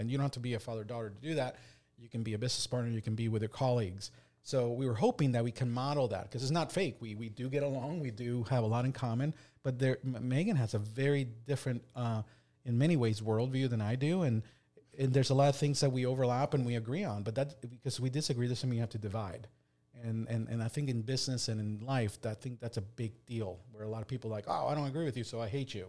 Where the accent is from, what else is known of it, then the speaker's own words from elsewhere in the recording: Delaware, United States; we're from Delaware